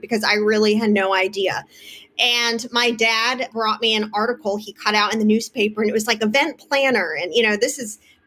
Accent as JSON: {"language": "English", "town": "New Haven", "region": "Connecticut", "country": "United States", "tie": "born or raised there", "also_born_or_lived": "Palm Beach, Florida / Los Angeles", "moved": "as an adult", "lives_now": "Santa Monica, United States", "said": "I grew up in Connecticut, New Haven, Connecticut"}